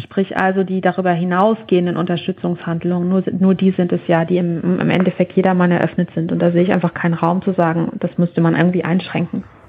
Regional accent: Germany; bei uns in Deutschland

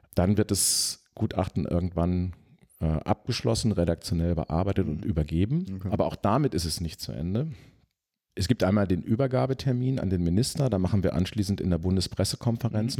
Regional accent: Sauerland, North Rhine-Westphalia, Germany; ins Sauerland, wo ich aufgewachsen bin

